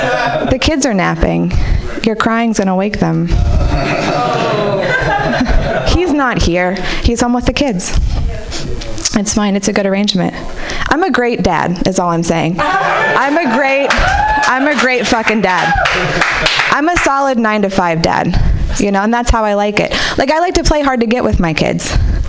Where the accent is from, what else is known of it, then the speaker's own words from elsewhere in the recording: Marin City, California, United States; I grew up in Marin City, and I feel like I'm the only person who celebrated Kwanzaa every year here, right?